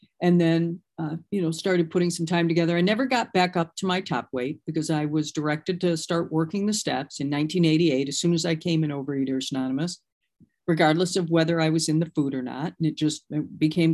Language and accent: English; Michigan, United States; moved away; I'm originally from Michigan